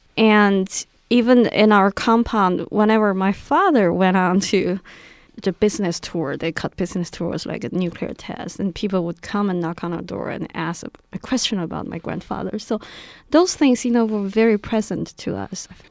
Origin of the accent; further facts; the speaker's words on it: Beijing, China; moved away; I grew up in Beijing.